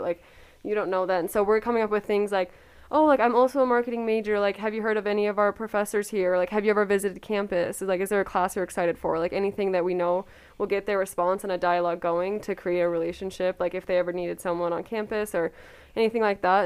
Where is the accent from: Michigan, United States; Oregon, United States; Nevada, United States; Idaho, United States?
Idaho, United States; Coeur d'Alene; I'm from Coeur d'Alene, Idaho.